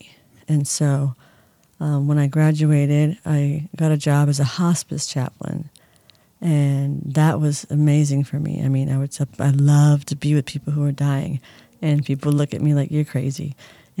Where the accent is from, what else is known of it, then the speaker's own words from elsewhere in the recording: San Diego, California, United States; also born or lived in Indianapolis, Indiana; now in Palm Springs, United States; I'm originally from San Diego. I was born and raised there